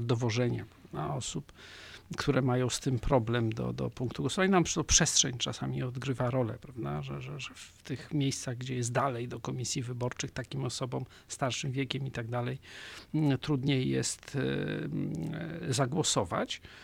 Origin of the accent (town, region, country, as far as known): Poland